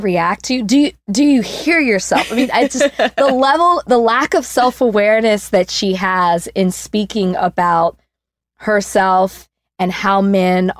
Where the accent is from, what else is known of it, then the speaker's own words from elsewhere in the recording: Texas, United States; moved away; also born or lived in Austin, Texas; I'm from Texas, used to live in Austin